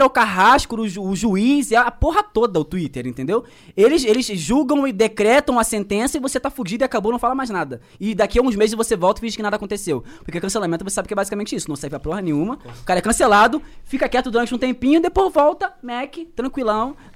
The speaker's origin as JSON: {"language": "Portuguese", "region": "Rio de Janeiro", "country": "Brazil", "said": "por conta da minha realidade, por exemplo, eu sou da Baixada Fluminense."}